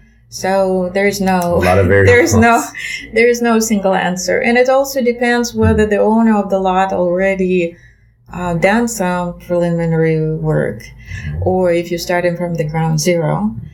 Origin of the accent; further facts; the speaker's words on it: Russia; English is a second language; My years of growing up in Russia came to the interesting times, because my school years, elementary and middle school, came to time still of the Soviet Union.